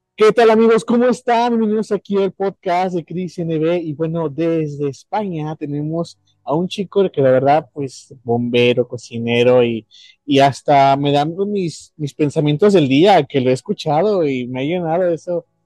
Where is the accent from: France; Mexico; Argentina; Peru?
Mexico; yo que soy de México